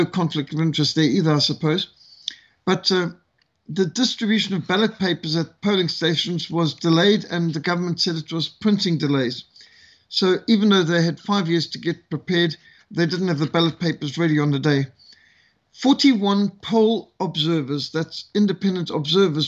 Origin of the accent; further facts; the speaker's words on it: Matabeleland, Zimbabwe; all of Madibeeland, which is where I grew up in Zimbabwe, or when it was Rhodesia